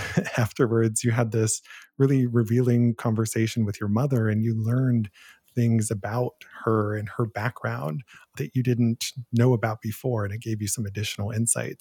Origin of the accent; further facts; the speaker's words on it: Canton, Ohio, United States; moved away; the very first job I ever had was as a film critic for the local newspaper in my hometown. So, in the nineteen nineties, I was hired to be a teen film critic for the Canton Repository in Canton, Ohio